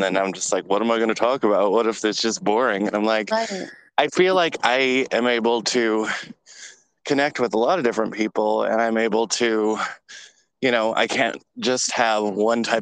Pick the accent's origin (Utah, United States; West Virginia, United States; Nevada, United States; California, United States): California, United States; Bay Area, Northern; I'm from California as well